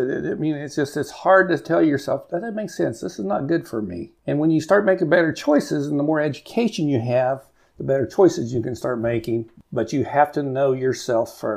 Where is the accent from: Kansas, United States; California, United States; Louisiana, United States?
Kansas, United States; Cimarron; also born or lived in Garden City, Kansas; I grew up in Cimarron, went to high school there